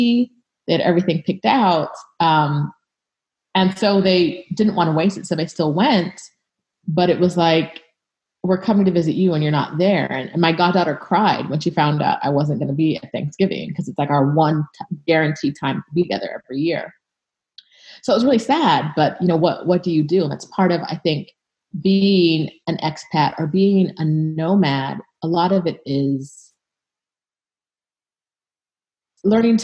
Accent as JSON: {"language": "English", "region": "California", "country": "United States", "tie": "born or raised there", "also_born_or_lived": "England / Jamaica / Ohio", "moved": "as an adult", "said": "I grew up in California"}